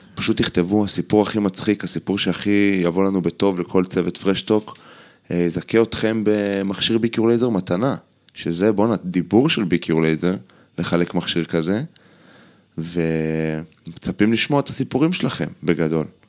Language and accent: Hebrew; Israel; אנחנו ישראלים בסוף